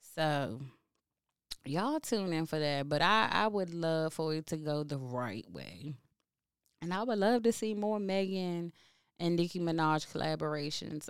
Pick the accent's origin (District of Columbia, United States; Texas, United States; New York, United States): District of Columbia, United States; Washington; I'm from DC. I'm from the South Side.